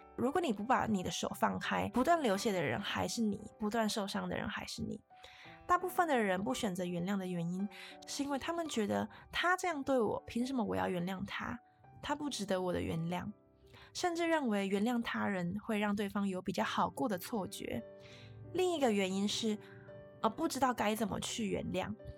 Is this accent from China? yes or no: no; Taiwan; 我们身在台湾非常地幸运